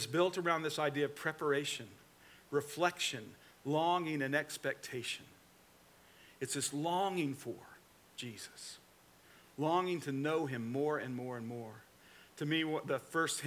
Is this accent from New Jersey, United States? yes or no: no; Atlanta, Georgia, United States; also born or lived in Newnan, Georgia; now in Florida, United States; I'm from the Atlanta, Georgia area, and I'm an Atlanta Braves fan